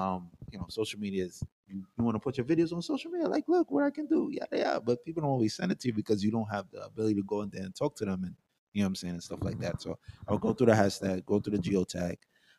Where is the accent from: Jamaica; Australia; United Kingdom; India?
Jamaica; now in United States; I'm a Jamaican. So I'm American and I'm Jamaican.